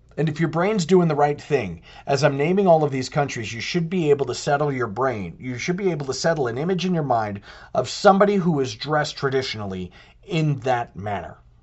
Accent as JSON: {"language": "English", "country": "United States", "said": "we're American."}